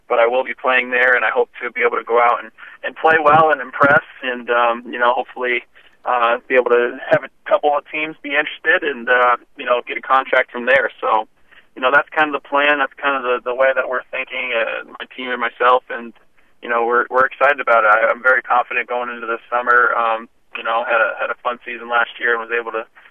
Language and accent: English; Glens Falls, New York, United States; moved away; also born or lived in Provo, Utah; my hometown, upstate New York, Glens Falls